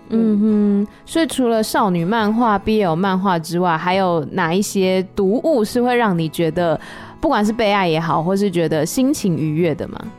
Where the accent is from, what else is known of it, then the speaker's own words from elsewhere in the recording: Taiwan; 像我们台湾可能就说假爸爸